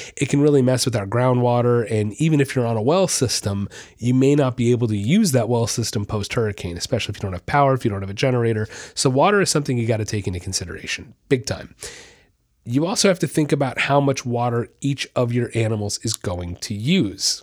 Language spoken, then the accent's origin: English; Orlando, Florida, United States; I'm, I'm from Orlando. I lived there for years